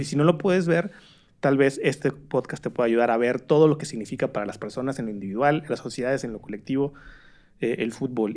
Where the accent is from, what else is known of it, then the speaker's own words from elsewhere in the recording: Torreón, Coahuila, Mexico; yo soy de Torreón